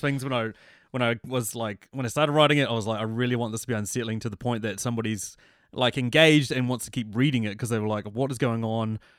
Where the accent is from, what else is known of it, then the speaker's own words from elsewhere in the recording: New Zealand; I'm from New Zealand